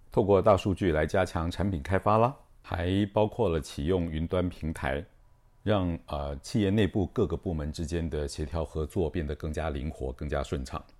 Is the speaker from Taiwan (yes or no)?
yes; Taiwan; 我们台湾人很喜欢谈的当责啊